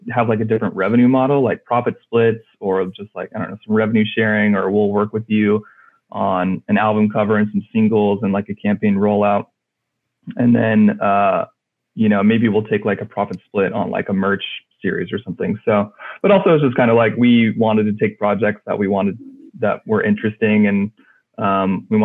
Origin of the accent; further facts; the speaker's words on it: California, United States; Uh, I'm from California. Um, bounced around a lot, um, but currently still live in California.